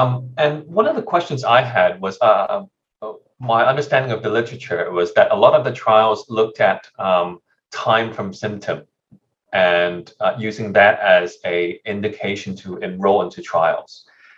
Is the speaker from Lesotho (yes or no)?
no; Hong Kong; I'm an intensivist from Hong Kong